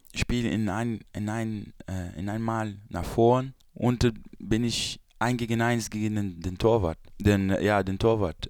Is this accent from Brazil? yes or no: yes; Brazil; German is a second language; moved away; also born or lived in Belgium; Brasilien ist meine Heimat